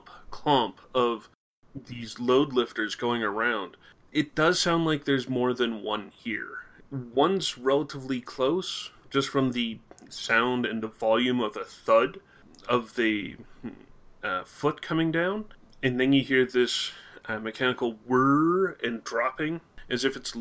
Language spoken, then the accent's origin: English; Canada; I'm Canadian